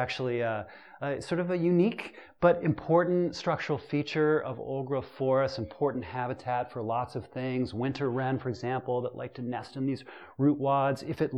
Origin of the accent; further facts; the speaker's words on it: Pacific Northwest, United States; because I came here from the Pacific Northwest, and I'm still connected to a lot of my friends that work in old-growth out west